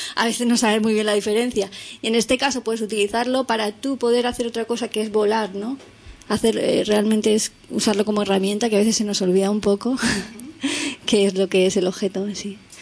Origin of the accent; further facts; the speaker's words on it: Elche, Valencian Community, Spain; los tres somos de Elche, de Alicante